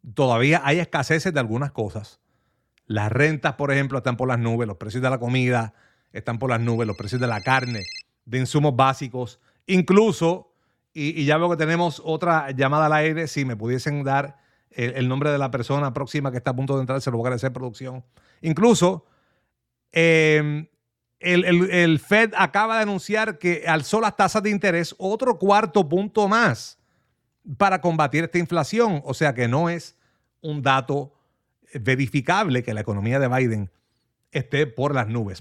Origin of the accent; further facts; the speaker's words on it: Manatí, Puerto Rico; moved away; yo soy manatieño ausente, así que conozco muy bien esa área